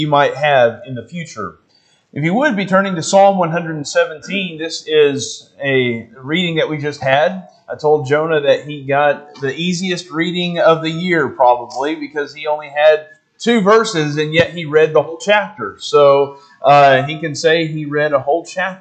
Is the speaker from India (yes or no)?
no; Arkansas, United States; I'm from Arkansas